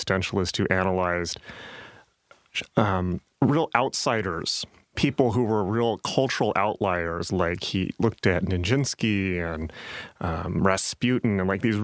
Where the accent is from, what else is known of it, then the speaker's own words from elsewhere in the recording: San Diego, California, United States; Growing up in San Diego